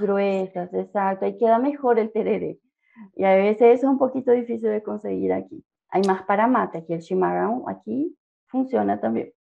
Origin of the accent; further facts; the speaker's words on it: Asunción, Paraguay; moved away as an adult; also born or lived in southern Paraguay / northern Paraguay / central Paraguay; now in Uberlândia, Brazil; Yo soy de Paraguay. Nací en el sur del país, pero crecí en varios puntos de Paraguay, en el norte, en el centro y después me crié completamente en Asunción